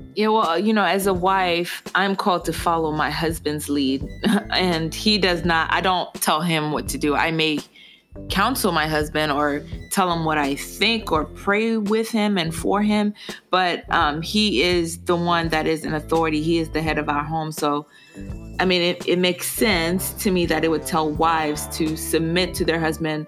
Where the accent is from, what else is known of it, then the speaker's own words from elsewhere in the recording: Haiti; moved away; I'm originally, I was born in Haiti, I'm fully Haitian. My parents are Haitian